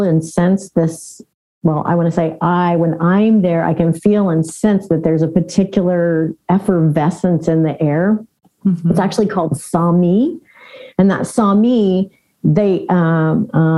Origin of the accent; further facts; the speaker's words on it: Southern Indiana, United States; moved away; also born or lived in California; I grew up in Southern Indiana, you know, I had been in California for a long time.